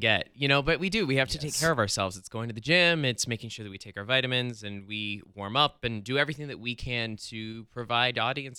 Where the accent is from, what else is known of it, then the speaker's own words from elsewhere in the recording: Phoenix, Arizona, United States; I grew up in Phoenix.